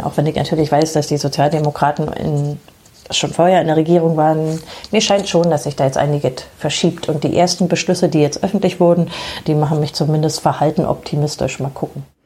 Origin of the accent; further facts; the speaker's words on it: Germany; bei uns in Deutschland